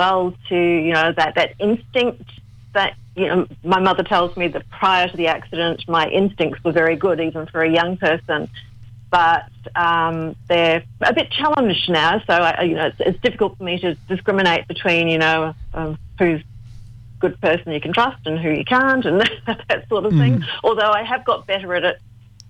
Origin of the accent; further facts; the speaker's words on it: Australia; born there; I'm Australian born, but I've got, Yugoslav and...